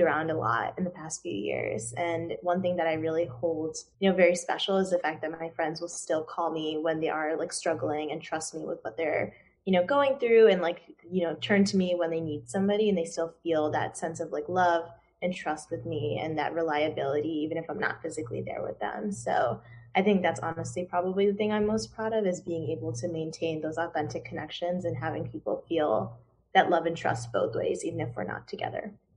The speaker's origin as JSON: {"language": "English", "town": "Chicago", "region": "Illinois", "country": "United States", "also_born_or_lived": "Durham, North Carolina", "said": "I'm actually from the suburbs of Chicago"}